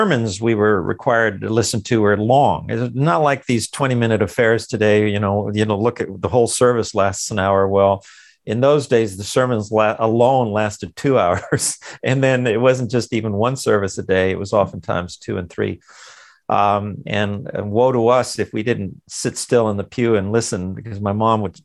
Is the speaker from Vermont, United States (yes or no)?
no; Los Angeles, California, United States; I was born in East LA, in the Mexican barrio.